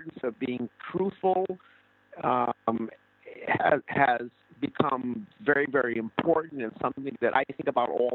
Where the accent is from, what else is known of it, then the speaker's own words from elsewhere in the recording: United States; me as an American in Cuba